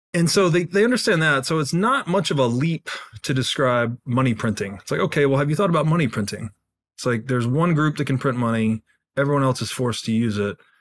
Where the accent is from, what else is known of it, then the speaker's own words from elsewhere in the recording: Tennessee, United States; I grew up in Tennessee